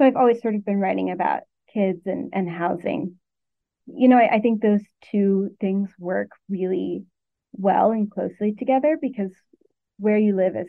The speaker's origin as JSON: {"language": "English", "region": "Arkansas", "country": "United States", "moved": "as an adult", "lives_now": "Connecticut, United States", "said": "I'm from Arkansas and worked there for 5 years"}